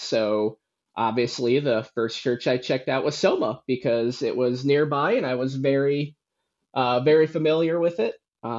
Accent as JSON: {"language": "English", "town": "Warsaw", "region": "Indiana", "country": "United States", "tie": "born or raised there", "said": "But yes, so I grew up in Warsaw, Indiana. I grew up in the church, went to church my whole life, to the same church that my mom went to and my grandma went to."}